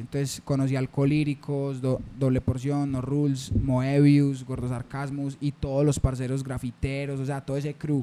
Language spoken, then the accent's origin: Spanish; Medellín, Antioquia, Colombia; also born or lived in Caicedo, Antioquia; yo me crié acá, yo me crié en San Javier